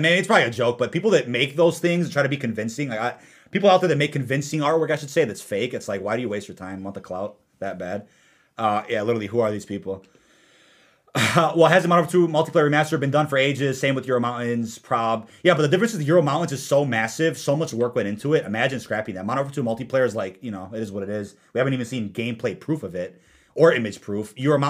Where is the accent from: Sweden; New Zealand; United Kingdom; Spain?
United Kingdom; London